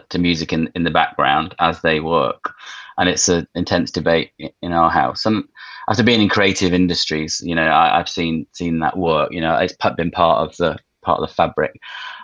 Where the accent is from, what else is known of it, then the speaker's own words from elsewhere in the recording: Manchester, North West England, United Kingdom; I grew up in Manchester